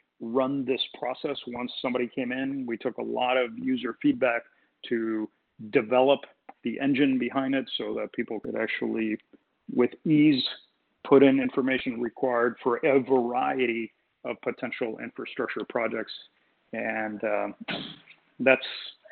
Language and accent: English; Puerto Rico; moved away as an adult; also born or lived in Boston, United States / Michigan, United States; I born and raised in Puerto Rico, went to school